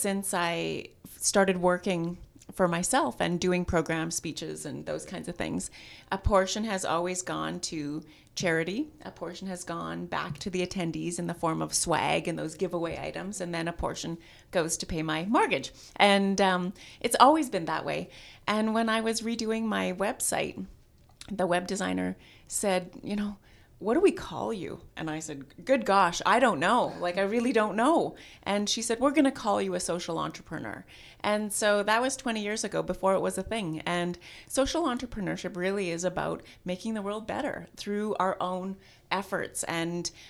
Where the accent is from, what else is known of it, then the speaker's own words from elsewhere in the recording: Saskatchewan, Canada; now in Kelowna, Canada; I am originally from Saskatchewan, but moved to Kelowna in 1995